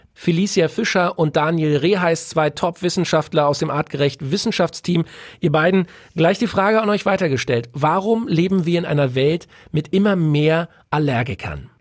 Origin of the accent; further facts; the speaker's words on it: Berlin, Germany; Ich bin ein Junge aus der Großstadt geboren in Berlin.